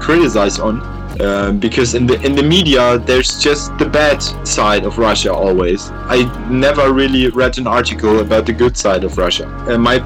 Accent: Germany; first language German; English is a second language

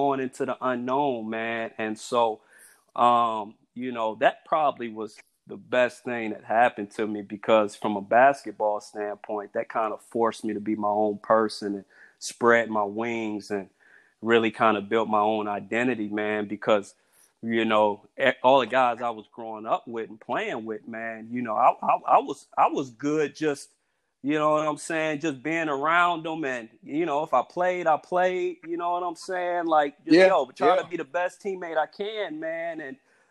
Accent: Elkhart, Indiana, United States; I'm from Elkhart, Indiana

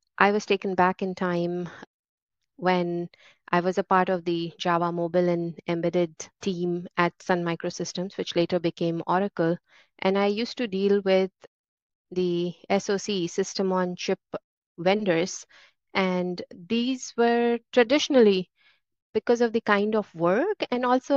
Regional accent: India; moved away as an adult; now in San Francisco Bay Area, United States; I grew up in India, but now I have spent more time in San Francisco Bay Area than in India

